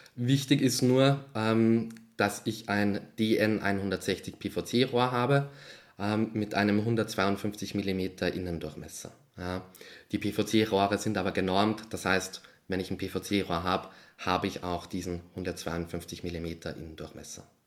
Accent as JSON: {"language": "German", "town": "Melk", "region": "Lower Austria", "country": "Austria", "tie": "born or raised there", "said": "Ich äh, komme aus Melk. Ich bin auch in Melk geboren"}